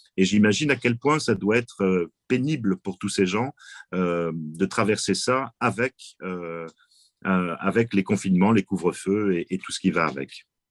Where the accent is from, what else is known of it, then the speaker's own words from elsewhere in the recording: France; chez nous en France